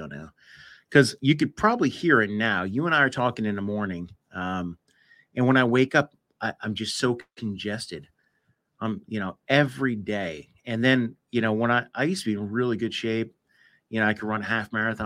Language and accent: English; United States; I grew up in the United States